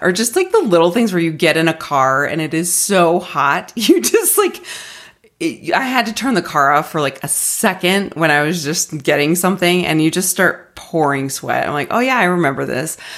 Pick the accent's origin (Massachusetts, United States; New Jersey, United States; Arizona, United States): Arizona, United States; moved away as an adult; now in Denver, United States; I grew up in Arizona, have lived there my entire life, moved it, moved to Denver when I started grad school